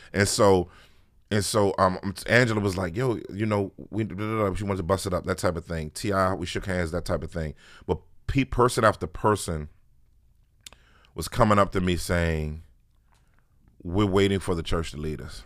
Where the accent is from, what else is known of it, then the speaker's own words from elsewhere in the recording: Washington, District of Columbia, United States; born and bred in Washington, D C. Uh, really actual Washington, D C, not like Maryland or Virginia